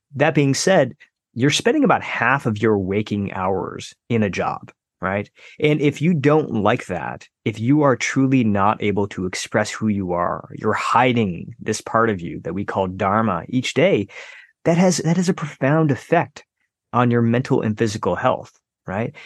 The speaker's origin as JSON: {"language": "English", "country": "United States", "tie": "born or raised there"}